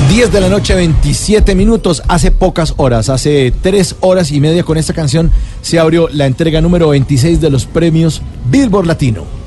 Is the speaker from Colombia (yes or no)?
yes; Colombia; los colombianos estamos pisando fuerte en premios